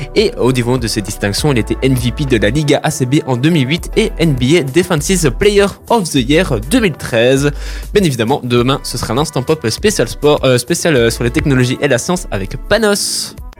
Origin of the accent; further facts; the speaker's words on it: Brussels, Brussels-Capital Region, Belgium; je viens de Bruxelles à la base